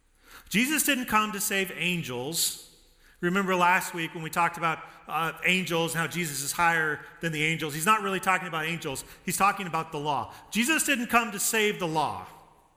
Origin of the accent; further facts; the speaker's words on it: Denver, Colorado, United States; I grew up in Denver